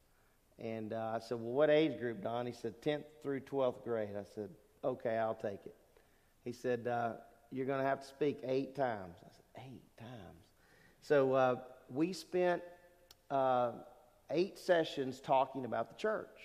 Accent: Lake Charles, Louisiana, United States; also born or lived in Newport, Rhode Island; I grew up in Southwest Louisiana, and my dad was in the Navy. We moved around a lot when I was a little guy

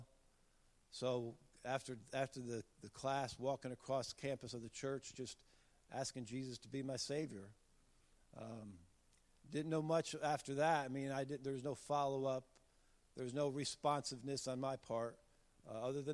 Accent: Connecticut, United States; moved away; I grew up in Connecticut

